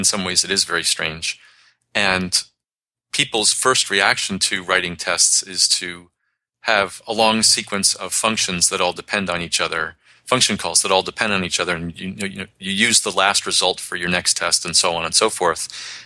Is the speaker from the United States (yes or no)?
yes; New York City, New York, United States; moved away; also born or lived in Boston; I grew up in New York City, so I can talk really fast.